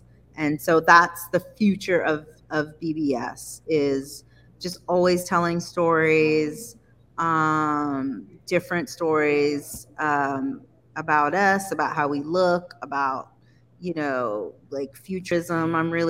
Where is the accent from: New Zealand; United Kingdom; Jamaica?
Jamaica; I put some mesh on it because I am Jamaican, and you know we love it.